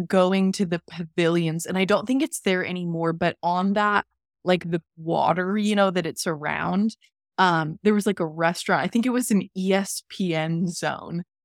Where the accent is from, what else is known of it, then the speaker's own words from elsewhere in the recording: Seattle, Washington, United States; I'm from Seattle, live in Seattle.